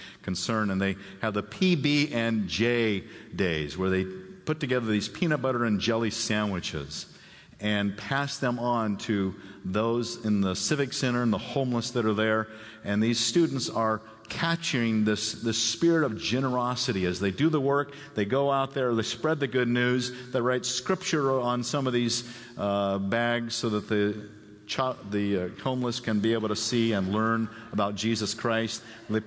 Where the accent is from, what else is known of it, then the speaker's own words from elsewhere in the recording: Phoenix, Arizona, United States; moved away; I grew up in Phoenix, Arizona.